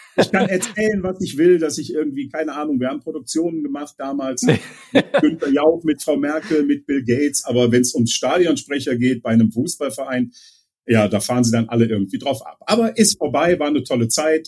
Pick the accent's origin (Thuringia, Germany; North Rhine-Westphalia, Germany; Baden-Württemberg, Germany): North Rhine-Westphalia, Germany; Leverkusen; meine Heimat in Leverkusen